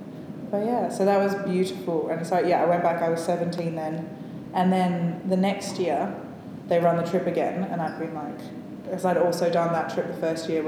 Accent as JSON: {"language": "English", "town": "Canberra", "region": "Australian Capital Territory", "country": "Australia", "said": "I'm from Canberra."}